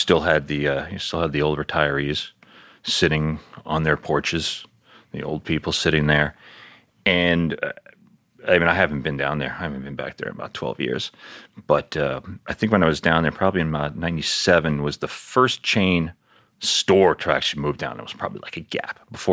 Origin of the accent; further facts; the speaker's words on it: New York City, New York, United States; moved away as an adult; also born or lived in Miami / Colorado; I grew up in Queens